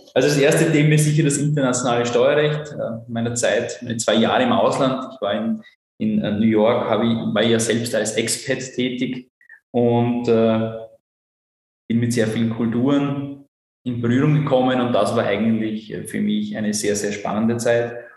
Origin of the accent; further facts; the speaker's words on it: Burgenland, Austria; accent: Burgenländisch; first language German; moved away; Ich bin ursprünglich äh, aus dem Burgenland